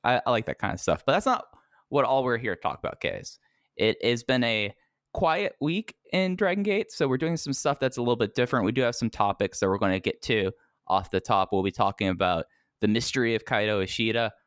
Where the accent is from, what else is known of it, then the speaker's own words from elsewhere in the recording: Texas, United States; growing up in Texas